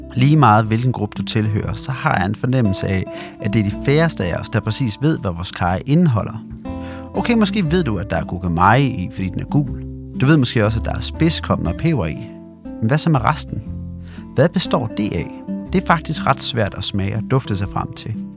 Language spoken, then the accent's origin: Danish; Denmark; i Jylland, hvor jeg kommer fra